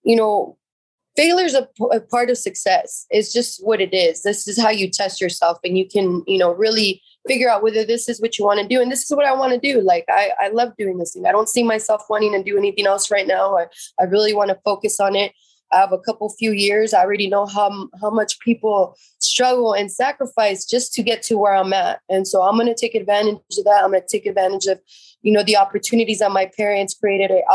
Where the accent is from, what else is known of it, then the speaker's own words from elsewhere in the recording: San Jose, California, United States; I grew up in Eastside San Jose.